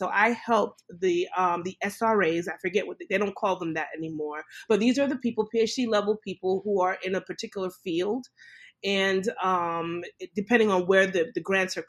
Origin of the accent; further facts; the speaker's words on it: New York City, New York, United States; moved away as an adult; now in St. Louis, United States; Growing up in Brooklyn, New York, and I'm Caribbean background. My parents are from the Caribbean.